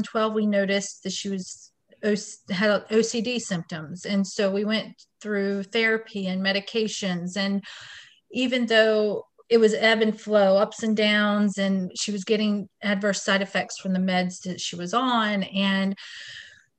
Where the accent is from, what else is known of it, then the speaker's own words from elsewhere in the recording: Wilmington, North Carolina, United States; I was born and raised in Wilmington, North Carolina, where I raise my family now.